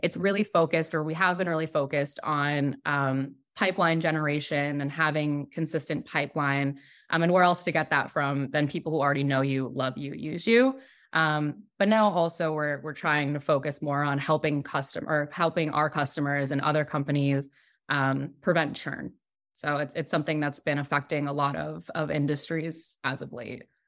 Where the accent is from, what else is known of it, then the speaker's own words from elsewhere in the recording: New York, United States; also born or lived in Brooklyn; I'm from New York. I live in New York.